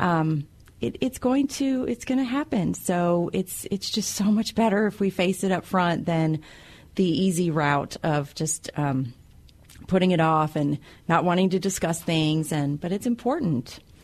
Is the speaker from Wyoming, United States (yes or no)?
yes; Wyoming, United States; moved away; I'm originally from Wyoming